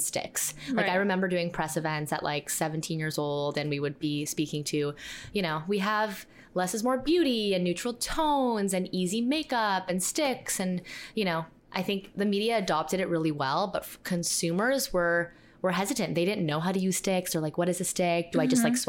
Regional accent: Toronto, Ontario, Canada; We're from Toronto, Canada.

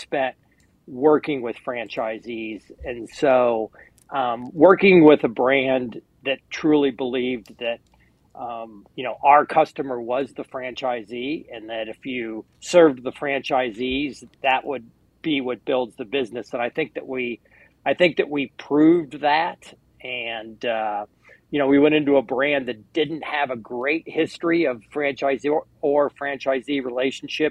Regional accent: New Orleans, Louisiana, United States; I grew up in New Orleans.

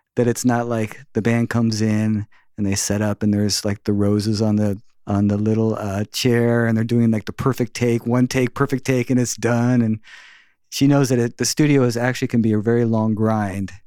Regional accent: South Bay, California, United States; I grew up in the South Bay

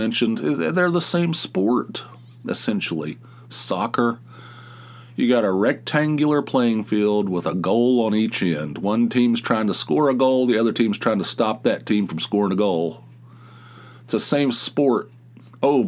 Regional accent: United States; I'm a male who grew up in the United States

